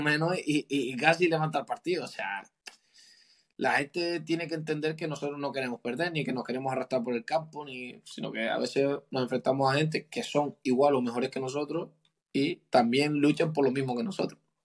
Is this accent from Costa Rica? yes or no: no; Canary Islands, Spain; now in Cádiz, Spain; una virtud que tengo como canario